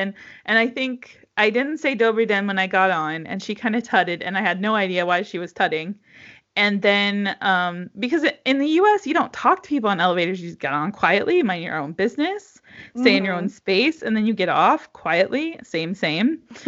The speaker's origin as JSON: {"language": "English", "country": "United States", "lives_now": "Czech Republic", "said": "You know, we come from the United States where the country is 330 million people and this country is 10 million people."}